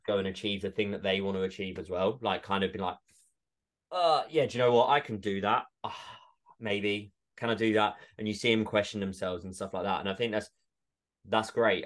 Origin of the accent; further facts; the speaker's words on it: Essex, East of England, United Kingdom; moved away; also born or lived in Edinburgh; I grew up in Essex